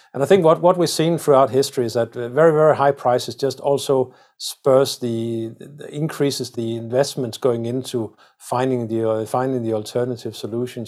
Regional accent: Denmark; I come from Denmark where we are, where we're very proud of, uh, our windmills

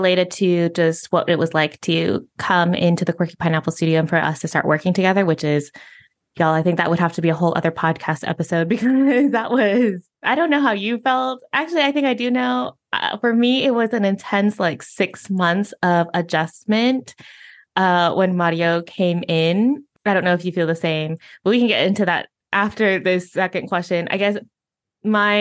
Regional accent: United States; first language English; moved away as an adult; now in Spain; being a native English speaker, of being from the United States

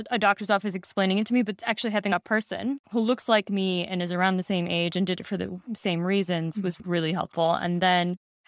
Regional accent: Pakistan; I'm Pakistani and grew up in a Muslim household, and there aren't a lot of Pakistani Muslim women talking about it.

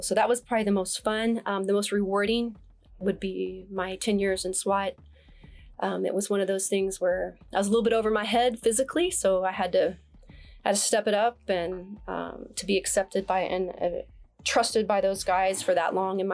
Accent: Oklahoma City, Oklahoma, United States; moved away as an adult; now in Dallas, United States; Southside Oklahoma City

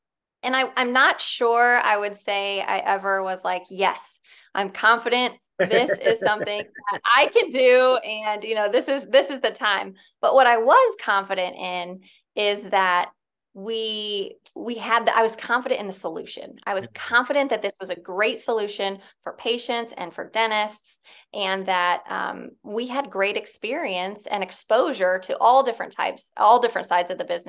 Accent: Fort Wayne, Indiana, United States; now in Indianapolis, United States; Yeah. So I'm from Northern Indiana. I grew up in Fort Wayne. I went to college at IU, so down in Bloomington.

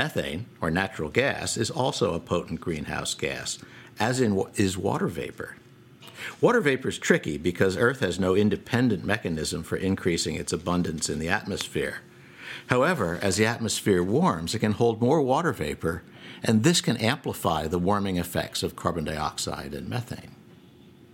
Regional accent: Boston, Massachusetts, United States; Boston, my hometown

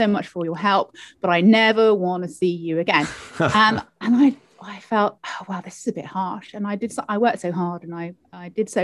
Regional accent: London, United Kingdom; moved away as an adult; also born or lived in Cardiff, Wales; now in Wales, United Kingdom; I am a Londoner originally, and I came to Cardiff to go to university to study law

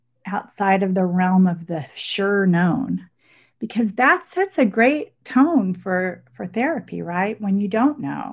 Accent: Dallas, Texas, United States; also born or lived in Milan, Italy; I grew up partly in Dallas and partly in Italy, in Milan.

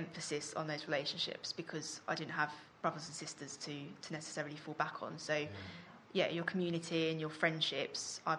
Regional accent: London, United Kingdom; also born or lived in Walthamstow; So I grew up in Leyton. I was born, technically born in Walthamstow.

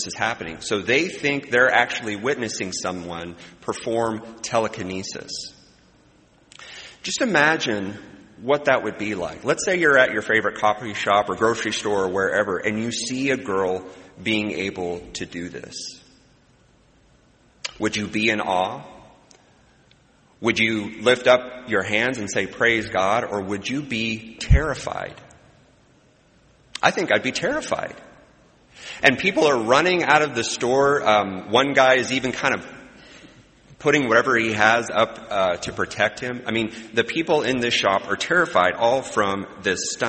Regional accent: Midwest, United States; as a Midwesterner

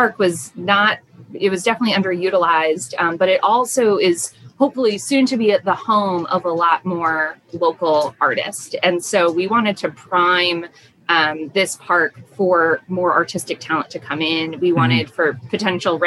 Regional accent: South County, Rhode Island, United States; I grew up in South County

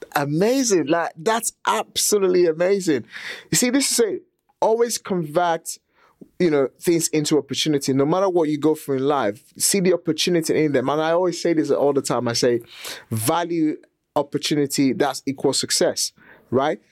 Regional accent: Nigeria; also born or lived in England; now in United Kingdom; I was born and raised in Nigeria

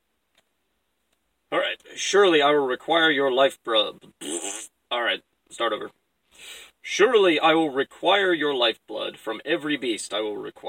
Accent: Alaska, United States; I'm from Alaska

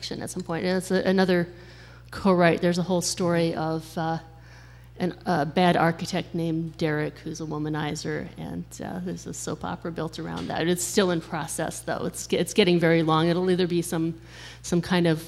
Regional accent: Boulder, Colorado, United States; now in Madison, United States; I grew up in Boulder, Colorado

